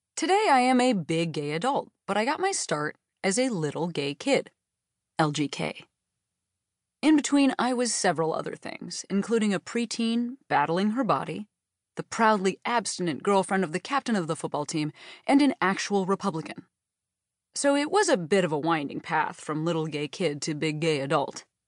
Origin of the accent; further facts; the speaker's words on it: Western Springs, Illinois, United States; My hometown is an idyllic suburb fifteen miles west of Chicago called Western Springs